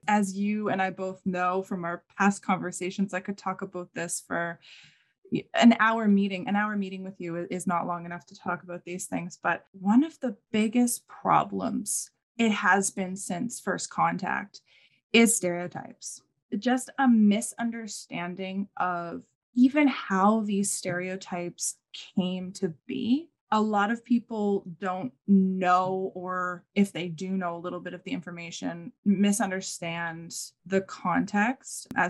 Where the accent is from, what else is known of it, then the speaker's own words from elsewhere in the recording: St. John's, Newfoundland and Labrador, Canada; also born or lived in Humber River, Newfoundland; now in Halifax, Canada; am Mi'kmaq. My family comes from Humber River, which is now part of Corner Brook Regional Municipality. I was born in St. John's, Newfoundland, as most people know it, Newfoundland, Canada, but I live in Halifax, Nova Scotia, Canada.